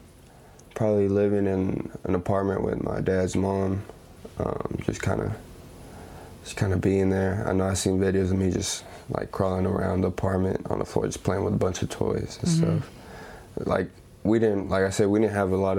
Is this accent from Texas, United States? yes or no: yes; San Antonio, Texas, United States; I grew up in Southside San Antonio